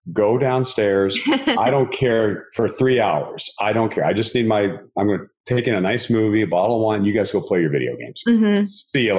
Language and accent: English; Texas, United States; moved away as an adult; now in Southern California, United States; I grew up in Texas